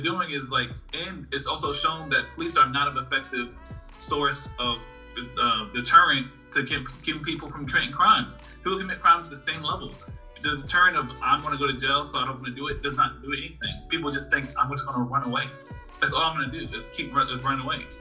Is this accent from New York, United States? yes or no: yes; New York City, New York, United States; Growing up in Brooklyn for a, certain period of time